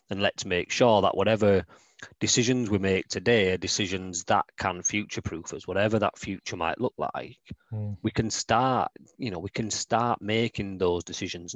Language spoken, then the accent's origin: English; Leeds, Yorkshire and the Humber, United Kingdom; moved away as an adult; now in Newcastle, United Kingdom; I grew up near Wetherby, in Leeds